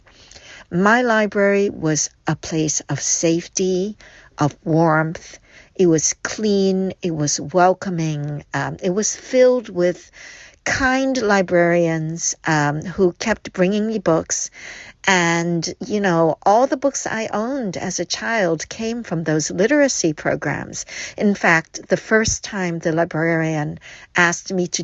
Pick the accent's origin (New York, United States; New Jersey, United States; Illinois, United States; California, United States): New York, United States; New York City; English is a second language; also born or lived in Hong Kong; I moved from Hong Kong to New York City when I was 5 years old.